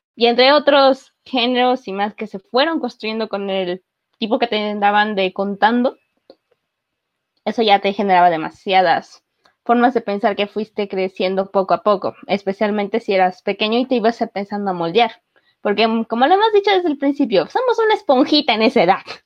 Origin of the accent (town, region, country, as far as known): Mexico